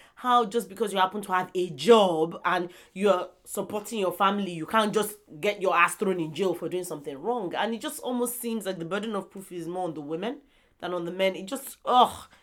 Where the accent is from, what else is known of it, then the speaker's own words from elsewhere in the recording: southern Nigeria, Nigeria; this is me talking from a southern perspective as a Nigerian